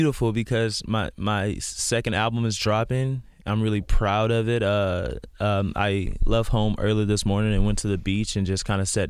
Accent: Houston, Texas, United States; I grew up in Houston, yeah.

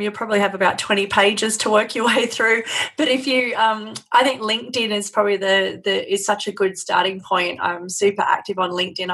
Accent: Australia; accent: Aussie; being Aussie definitely helps. It's always nice to have a different accent

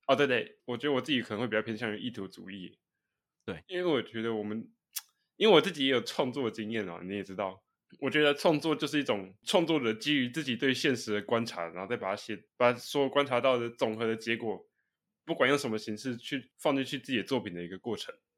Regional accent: Taiwan; 我们台湾人

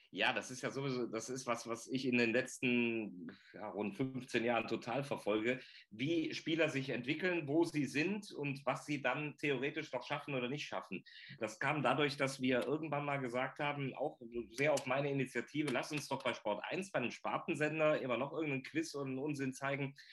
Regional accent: North Rhine-Westphalia, Germany; ich als Rheinländer

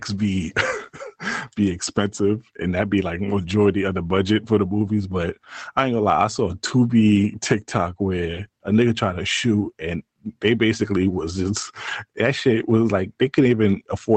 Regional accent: New York, United States; maybe I'm from New York

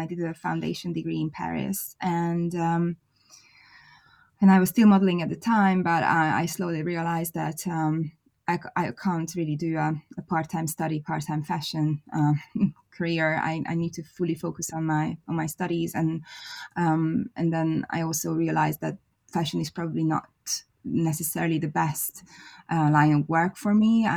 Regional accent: Budapest, Hungary; now in London, United Kingdom; I was born in Hungary, in Budapest. I was born into a very creative family

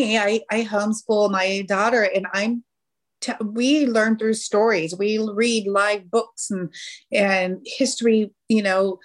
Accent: California, United States; moved away as an adult; now in Kansas City area, United States; I am originally from California

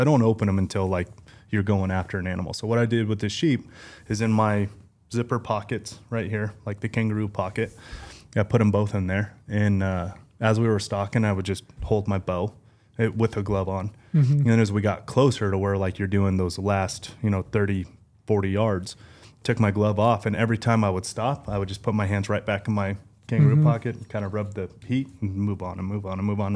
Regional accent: Las Vegas, Nevada, United States; I'm a desert rat, born and raised in Vegas

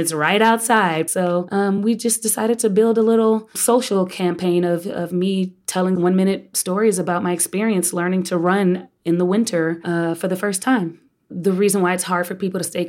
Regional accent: Texas, United States; now in New York, United States; I'm a Texan.

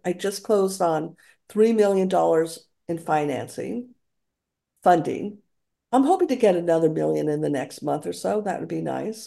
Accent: Santa Fe, New Mexico, United States; also born or lived in Alameda; now in San Francisco, United States; Santa Fe was my hometown

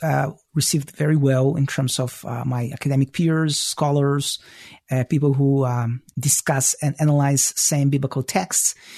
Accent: Israel; moved away as an adult; also born or lived in former Soviet Union / Toronto, Canada; now in Chicago, United States; I was born in the former Soviet Union, so I speak Russian. I grew up in Israel

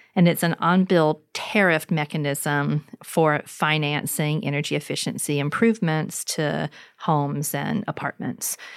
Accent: LaGrange, Georgia, United States; moved away; in my hometown, in histories of housing segregation, where, for instance, in LaGrange

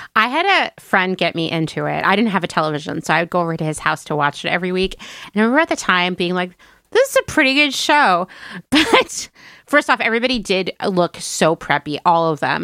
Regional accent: Pennsylvania, United States; where I grew up in Pennsylvania

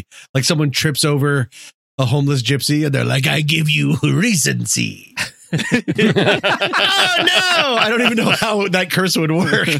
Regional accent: Colorado, United States; But I'm from Colorado

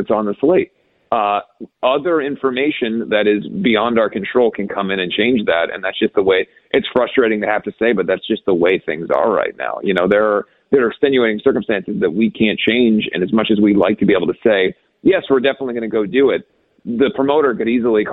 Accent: Ohio, United States; growing up in Ohio

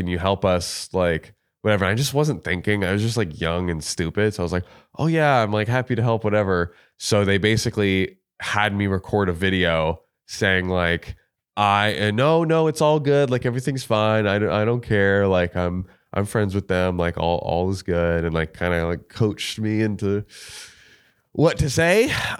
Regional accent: Florida, United States; I'm from Florida.

